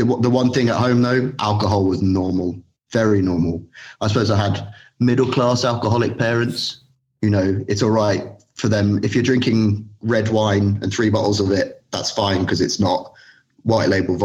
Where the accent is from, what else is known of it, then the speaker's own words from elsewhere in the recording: London, United Kingdom; now in Berlin, Germany; I'm from London, East London, but I live in Germany. I live in Berlin.